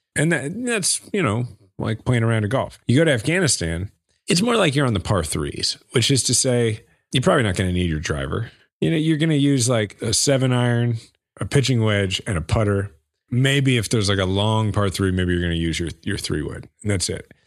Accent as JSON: {"language": "English", "town": "Kansas City", "region": "Missouri", "country": "United States", "tie": "born or raised there", "said": "my hometown, Kansas City."}